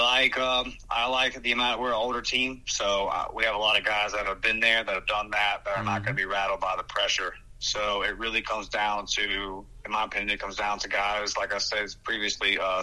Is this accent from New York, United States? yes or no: no; Brewton, Alabama, United States; now in Pensacola, United States; I was born in Bruton, Alabama.